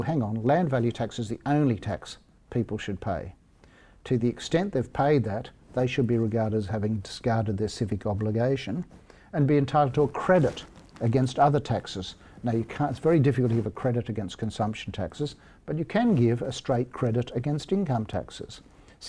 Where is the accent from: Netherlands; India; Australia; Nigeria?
Australia; Sydney, New South Wales; also born or lived in Canberra; I'm living in a house that's pretty crappy compared to what I grew up in on the North Shore of Sydney